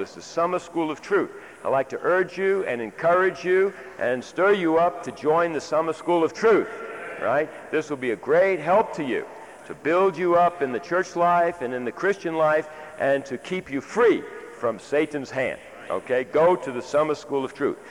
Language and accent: English; United States; I am an American